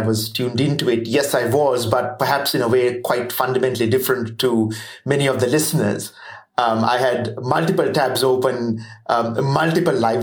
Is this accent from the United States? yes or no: no; Sri Lanka; moved away as an adult; now in New Zealand; I'm not Kiwi. I'm Sri Lankan.